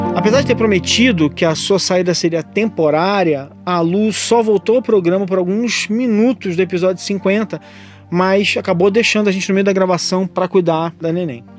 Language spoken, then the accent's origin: Portuguese; Rio de Janeiro, Brazil; now in São Paulo, Brazil; Rio de Janeiro, onde eu nasci, mas de onde eu saí há mais de 20 anos